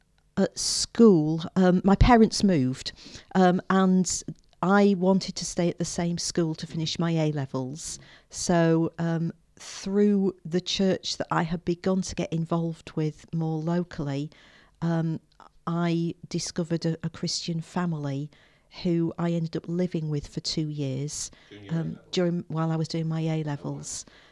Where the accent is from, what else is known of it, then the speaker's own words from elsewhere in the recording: Yorkshire and the Humber, United Kingdom; also born or lived in Shropshire; Well, I came from Yorkshire originally. My parents moved around a bit, so I came to faith whilst we were living in Shropshire. And I was at school in Shrewsbury, which is where I lived with the family for a couple of years